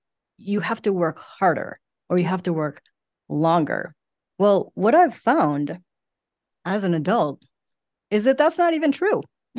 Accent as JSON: {"language": "English", "region": "Midwest", "country": "United States", "said": "Think that that's like a very Midwest, because I'm from the Midwest as well."}